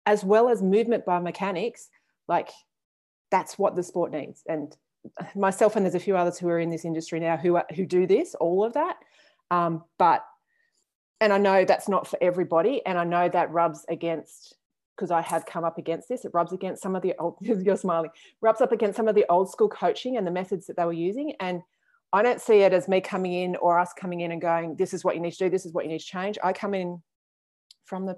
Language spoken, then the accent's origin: English; Canberra, Australian Capital Territory, Australia; So I grew up in Canberra, but we used to have a house in the caravan down in Tathra